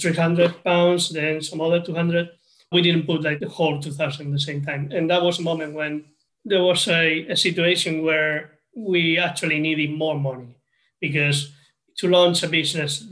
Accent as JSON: {"language": "English", "country": "Spain", "moved": "yes", "lives_now": "United Kingdom", "said": "I'm originally from Spain, and I'm currently living in the UK"}